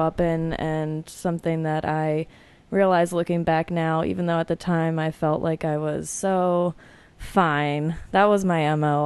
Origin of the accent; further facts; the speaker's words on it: suburbs outside Philadelphia, Pennsylvania, United States; I grew up outside of Philadelphia in the suburbs